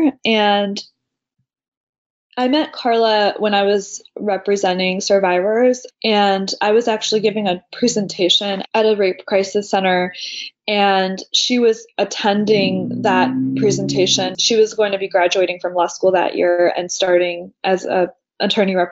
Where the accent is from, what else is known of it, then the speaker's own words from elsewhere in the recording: close to Washington, D.C., Virginia, United States; I grew up in Virginia, close to Washington, D.C.